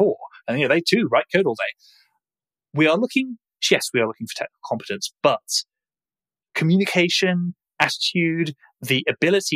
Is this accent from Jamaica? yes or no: no; United Kingdom; accent: British; If you haven't guessed from my accent, we are based in the UK